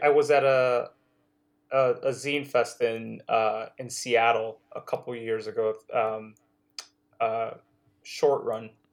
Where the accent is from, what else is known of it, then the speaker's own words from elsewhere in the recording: Nigeria; also born or lived in Netherlands; now in United States; in Nigeria, like, I, I remember growing up on Thundercats